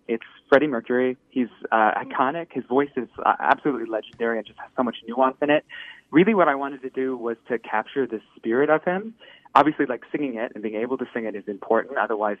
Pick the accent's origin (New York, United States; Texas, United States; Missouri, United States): Texas, United States; now in Minneapolis, United States; Texas originally, but I've been in Minneapolis for about 10 years now.